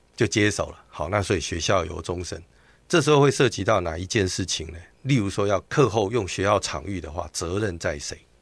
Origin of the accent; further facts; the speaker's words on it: Tainan, Taiwan; moved away; 因为我是台南人，在台南老家只剩我自己的父亲